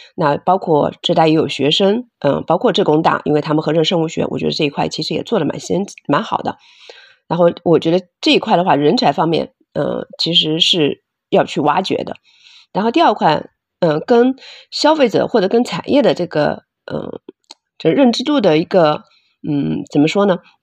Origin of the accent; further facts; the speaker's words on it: Hangzhou, Zhejiang, China; moved away as an adult; also born or lived in Beijing / United States; 我是杭州本地人，土生土长的杭州人，然后现在回，呃，创业也是在杭州